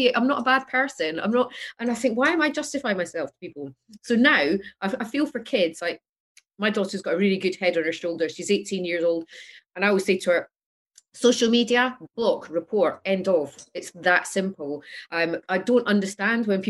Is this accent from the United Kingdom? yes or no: yes; Scotland, United Kingdom; I'm Scottish